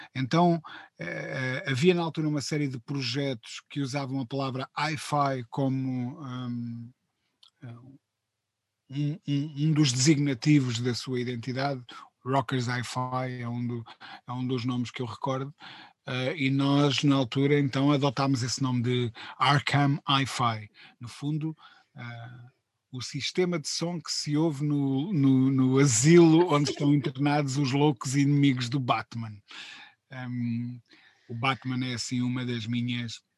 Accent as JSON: {"language": "Portuguese", "town": "Coimbra", "region": "Centro", "country": "Portugal", "moved": "as an adult", "lives_now": "Lisbon, Portugal", "said": "vinha de Coimbra de uma família uh, muito economicamente muito humilde"}